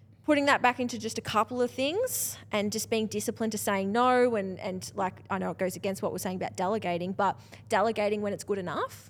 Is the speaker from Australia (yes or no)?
yes; Australia; I'm Australian enough